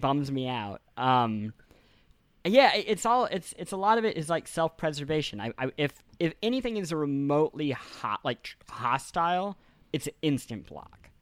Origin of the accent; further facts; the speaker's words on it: Kansas City, Missouri, United States; moved away; I grew up in Missouri